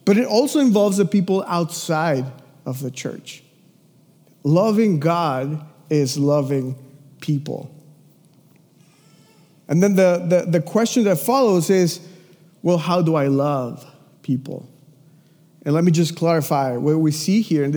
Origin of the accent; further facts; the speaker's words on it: Mexico City, Mexico; moved away; I'm from Mexico City. I lived in a house with three other families in the same house.